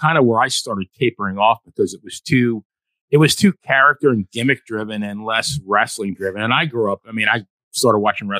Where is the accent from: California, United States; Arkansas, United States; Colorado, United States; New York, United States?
New York, United States; growing up in New York.